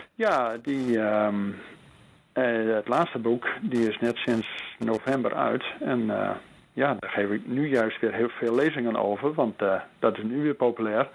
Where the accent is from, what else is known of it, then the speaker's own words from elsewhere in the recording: Netherlands; als Nederlanders zijn we dat niet gewend.